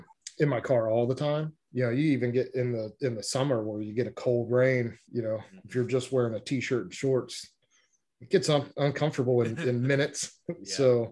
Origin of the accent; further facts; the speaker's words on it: Midwest, United States; we're from the Midwest where layering is the thing.